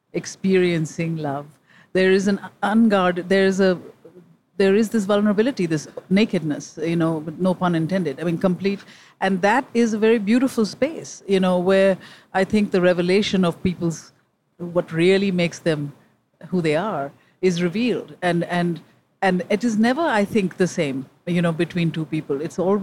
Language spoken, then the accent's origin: English; New York City, New York, United States; I'm a New Yorker, I was on the, you know, on the IRT, it used to be called then, the number one line.